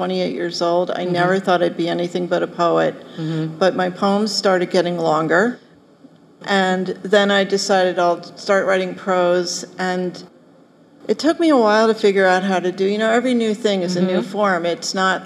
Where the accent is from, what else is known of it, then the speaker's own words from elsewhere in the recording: Philadelphia, Pennsylvania, United States; I grew up in Philadelphia